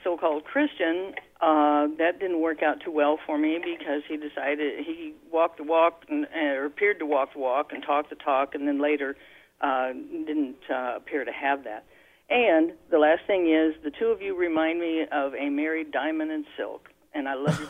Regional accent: Kansas City, United States; now in North Carolina, United States; I grew up in Kansas City

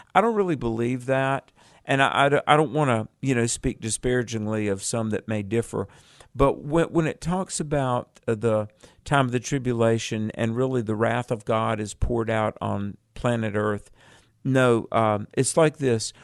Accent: North Carolina, United States; that's my home state

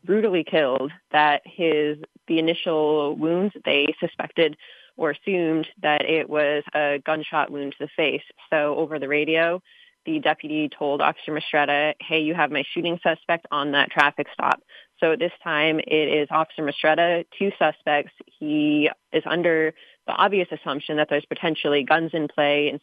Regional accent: Massachusetts, United States; moved away; also born or lived in Montana; I grew up in Massachusetts.

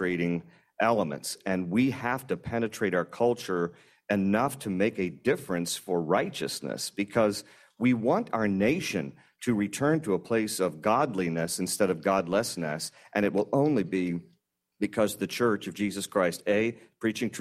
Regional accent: Virginia, United States; I'm from Virginia

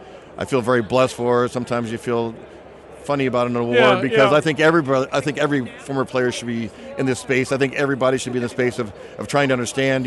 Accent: California, United States; And I grew up in Southern Cal, you know, so Camp Lejeune was just down the road

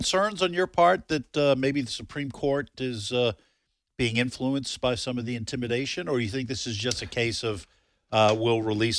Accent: New England, United States; when I say growing up, I grew up in the New England area.

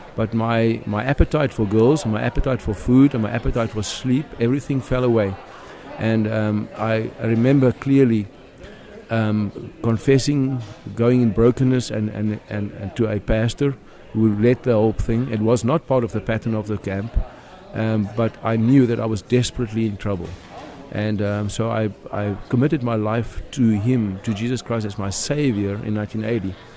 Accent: South Africa; accent: South African; moved away as an adult; now in Philadelphia, United States; I'm a South African, so the accent.

